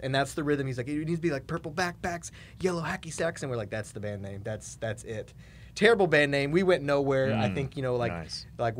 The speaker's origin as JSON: {"language": "English", "town": "Cary", "region": "North Carolina", "country": "United States", "tie": "born or raised there", "also_born_or_lived": "Roanoke, Virginia / Greensboro, North Carolina / Charlotte, North Carolina", "said": "I was born right outside of Raleigh in Cary, North Carolina, and lived there until I think about fifth grade or so. Then we moved to Roanoke, Virginia, and then we moved back to Greensboro, and then graduated high school in Greensboro"}